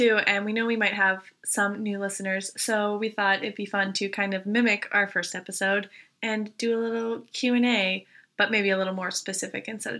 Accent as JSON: {"language": "English", "region": "Virginia", "country": "United States", "moved": "yes", "lives_now": "Aberdeen", "said": "as was said, and I'm from Virginia, I like to say."}